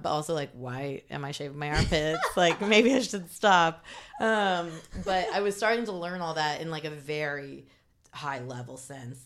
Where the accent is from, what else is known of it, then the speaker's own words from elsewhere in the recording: Bloomington, Indiana, United States; moved away as an adult; also born or lived in Los Angeles; now in New York, United States; I grew up in Bloomington, Indiana, which is a college town.